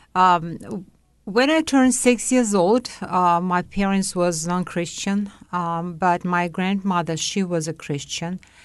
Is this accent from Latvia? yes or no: yes; Riga, Latvia; English is a second language; moved away as an adult; also born or lived in Uzbekistan / Moscow, Russia; now in Canada; I was born in Central Asian Republic, or right now is a country, Uzbekistan. Then, uh, when I was eight years old, we moved to Latvia, and I graduate school in Latvia-Riga